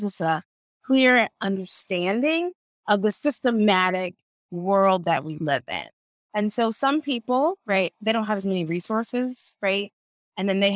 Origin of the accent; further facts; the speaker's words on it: Akron, Ohio, United States; now in Columbia, United States; I'm originally from Akron, Ohio